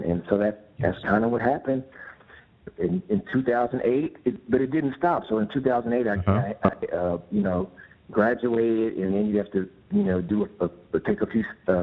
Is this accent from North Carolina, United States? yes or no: no; San Pablo, California, United States; also born or lived in Pinole, California; I grew up in San Pablo and Pinole